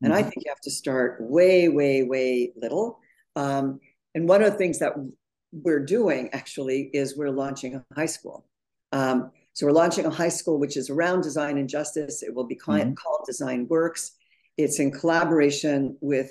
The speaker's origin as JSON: {"language": "English", "town": "Montreal", "region": "Quebec", "country": "Canada", "tie": "born or raised there", "moved": "yes", "lives_now": "New York City, United States", "said": "I grew up in Montreal"}